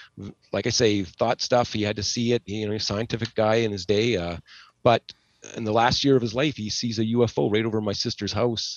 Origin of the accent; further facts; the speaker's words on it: Nebraska, United States; moved away; We all kind of came here. We came from Nebraska, but oddly enough, my family and her family have known each other since probably 1902.